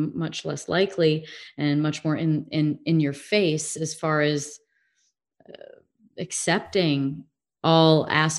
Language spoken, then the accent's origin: English; Midwest, United States; also born or lived in England / California; now in Arizona, United States; If I lived in England for a while, I grew up in the Midwest. I lived sort of in the South.